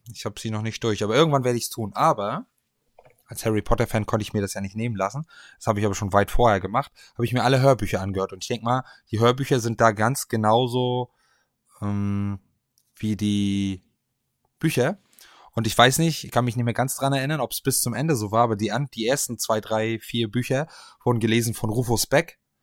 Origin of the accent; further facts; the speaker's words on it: Stralsund, Mecklenburg-Vorpommern, Germany; meiner Heimatstadt